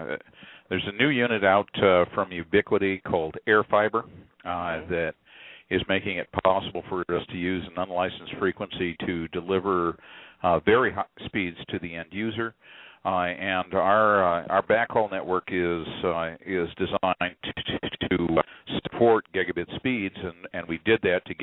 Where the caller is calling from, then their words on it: Kansas City, United States; I'm a WISP from Kansas City.